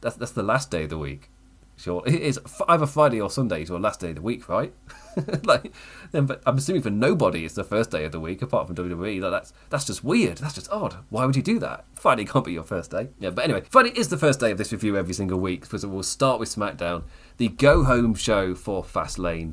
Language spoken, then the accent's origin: English; England, United Kingdom; I'm English.